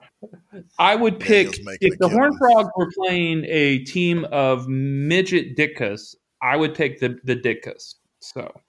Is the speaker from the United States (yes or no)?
yes; Iowa, United States; moved away; I grew up in Iowa